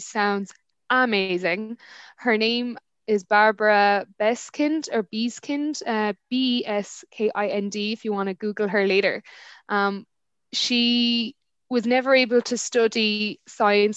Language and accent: English; Ireland; I'm from Ireland